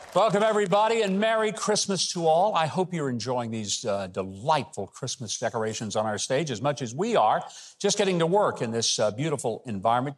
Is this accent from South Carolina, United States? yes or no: no; Arkansas, United States; I'm from Arkansas.